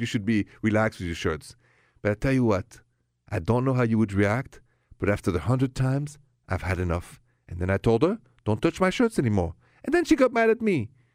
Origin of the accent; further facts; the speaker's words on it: France; accent: thick French; my thick French accent